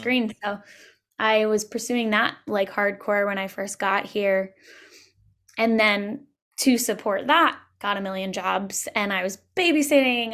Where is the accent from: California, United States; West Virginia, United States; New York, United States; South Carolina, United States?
New York, United States; Long Island, Suffolk County; moved away as an adult; also born or lived in Brooklyn, New York; now in Los Angeles, United States; I grew up on Long Island, uh, in Suffolk County